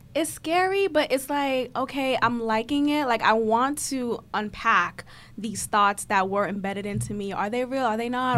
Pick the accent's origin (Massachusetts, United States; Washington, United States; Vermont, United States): Massachusetts, United States; Boston; I grew up in Boston